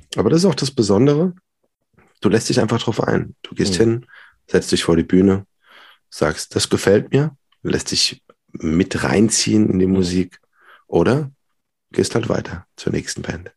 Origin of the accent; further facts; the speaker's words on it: Worms, Rhineland-Palatinate, Germany; also born or lived in Mannheim / Hildesheim / Berlin; bin gebürtiger Wormser.